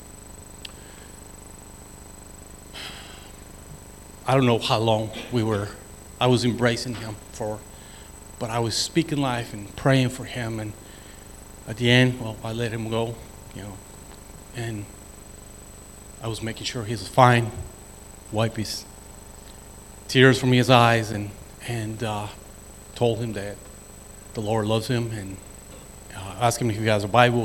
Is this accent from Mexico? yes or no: yes; city bordering El Paso, Chihuahua, Mexico; English is a second language; moved away as an adult; now in United States; Being from the city that I am, that is borderline from El Paso, Texas, I always have a lot of missionaries from this country coming into my hometown